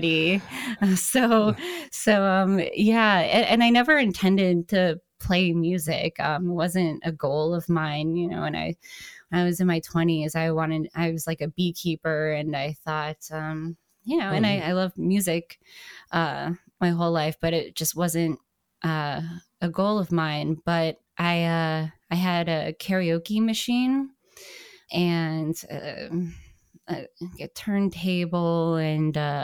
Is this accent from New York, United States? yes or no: no; Green Bay, Wisconsin, United States; now in Chicago, United States; I grew up in Wisconsin, Green Bay, to be exact. But I've lived here for, at least 16 years